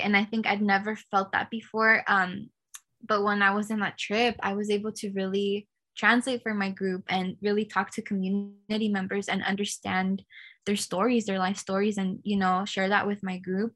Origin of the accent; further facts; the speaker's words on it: California, United States; I was born and raised in California